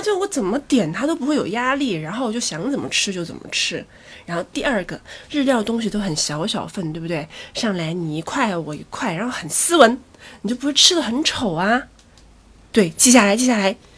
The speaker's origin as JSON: {"language": "Chinese", "region": "Chongqing", "country": "China", "said": "一听就是南方人是我，我是重庆人，对，我是重庆人"}